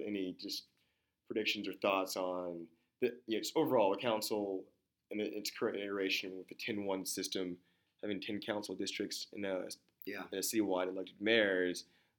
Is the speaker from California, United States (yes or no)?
no; Austin, Texas, United States; growing up in Austin